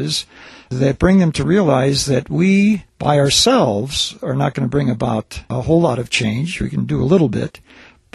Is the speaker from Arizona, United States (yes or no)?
no; Selma, Alabama, United States; having done some of my growing up in Selma, Alabama